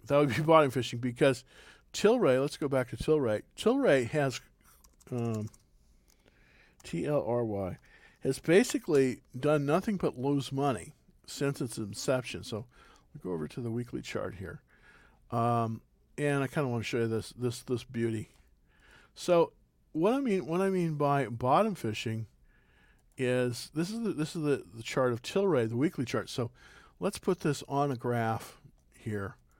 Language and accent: English; California, United States; now in Texas, United States; I'm originally from California